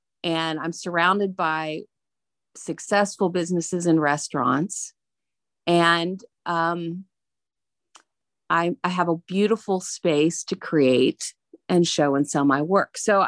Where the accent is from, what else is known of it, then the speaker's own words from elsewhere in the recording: Indiana, United States; I was raised in the Wabash Valley, and I'm just now realizing the beauty that surrounded me all the time.